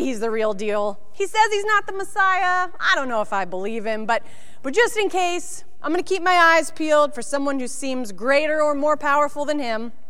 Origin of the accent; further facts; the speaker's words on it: Georgia, United States; I'm from Georgia